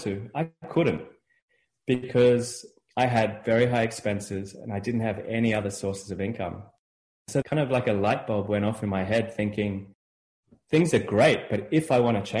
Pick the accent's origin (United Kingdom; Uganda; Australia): Australia; moved away as an adult; also born or lived in Chicago; now in United States; I'm from Australia. I grew up in Australia.